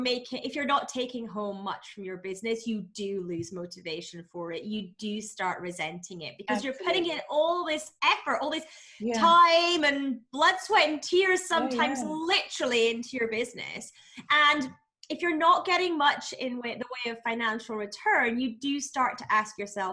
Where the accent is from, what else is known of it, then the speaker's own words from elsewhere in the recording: Scotland, United Kingdom; No, I'm Scottish.